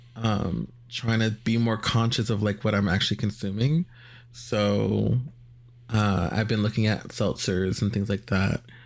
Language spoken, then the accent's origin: English; Virginia, United States; also born or lived in El Salvador; me growing up in Virginia.